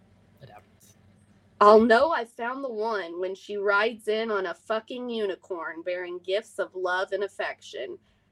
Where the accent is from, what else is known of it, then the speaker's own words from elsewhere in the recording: California, United States; also born or lived in Midwest; I was raised in California and the Midwest.